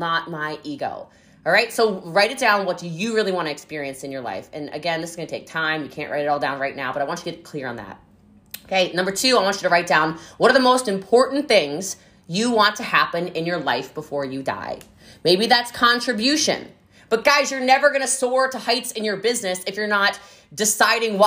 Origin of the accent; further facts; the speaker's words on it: United States; I love being American. I think it is a blessing that I was born here